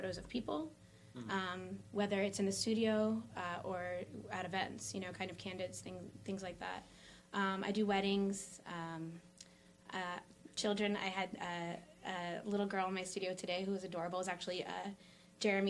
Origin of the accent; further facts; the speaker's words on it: Wilkes-Barre, Pennsylvania, United States; I grew up here in South Wilkes-Barre. I've lived here most of my life.